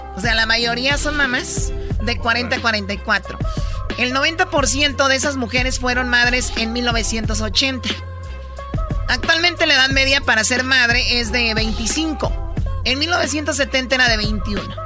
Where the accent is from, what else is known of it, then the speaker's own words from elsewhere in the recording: Jalisco, Mexico; yo soy de Jalisco